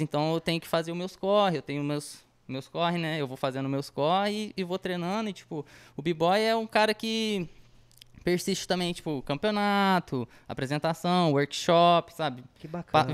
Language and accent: Portuguese; Batatais, São Paulo, Brazil; a gente é de Batatais